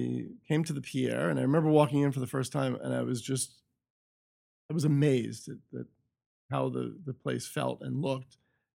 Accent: Hershey, Pennsylvania, United States; In Hershey, Pennsylvania.

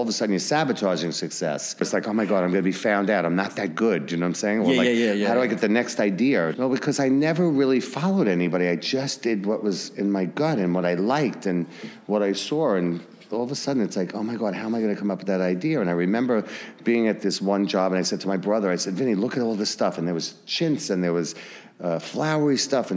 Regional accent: Hicksville, New York, United States; also born or lived in West Village, Manhattan; I grew up in Hicksville, Long Island

